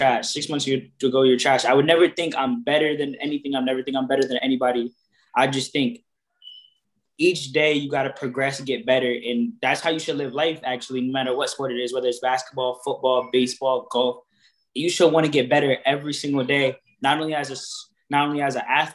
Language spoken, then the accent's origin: English; Waterbury, Connecticut, United States; I grew up in Waterbury, Connecticut.